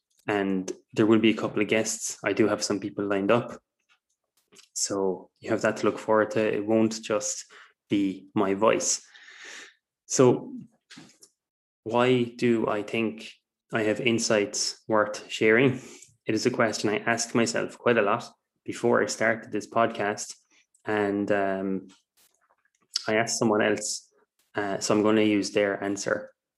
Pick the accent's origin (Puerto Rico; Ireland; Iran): Ireland; I'm from Ireland, if you can't tell by my accent. It's a pretty neutral accent, to be fair.